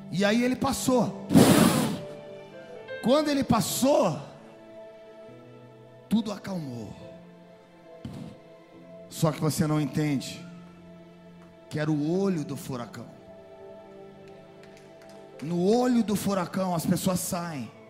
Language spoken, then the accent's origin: Portuguese; Florida, United States; nós que somos da Flórida quando passa eu quero dizer que nós estamos exatamente no olho do furacão